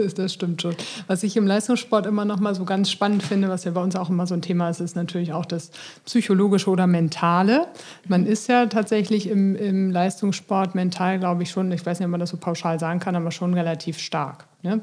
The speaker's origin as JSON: {"language": "German", "region": "Bremen", "country": "Germany", "said": "als Bremer"}